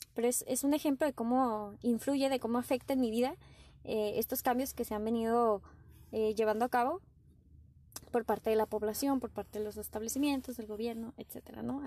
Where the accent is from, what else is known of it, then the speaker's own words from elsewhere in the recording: Tijuana, Baja California, Mexico; Yo soy de Tijuana, Baja California.